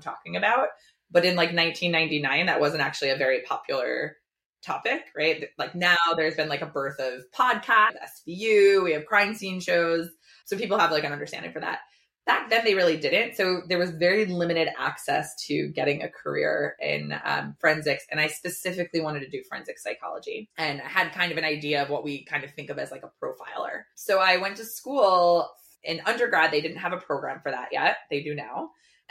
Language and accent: English; New Jersey, United States; I grew up in Jersey, in Dirty Jers. I can say that because I grew up there